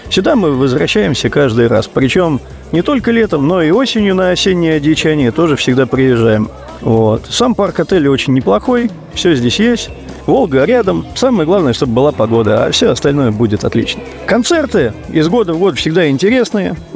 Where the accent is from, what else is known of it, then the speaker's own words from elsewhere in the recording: Domodedovo, Moscow Oblast, Russia; Я и сам из Домодедова. Э, езжу я сюда уже много лет.